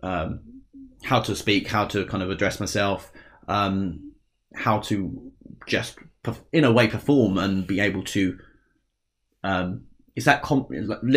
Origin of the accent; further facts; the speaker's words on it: Essex, East of England, United Kingdom; accent: Essex; we're both from Essex, if you haven't noticed. Well, I'll try and hide the accent